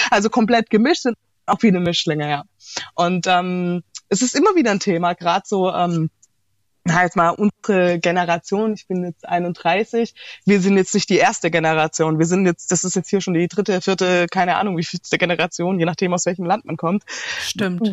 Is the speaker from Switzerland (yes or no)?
no; Heilbronn, Baden-Württemberg, Germany; also born or lived in Sri Lanka; Tatsächlich aus Heilbronn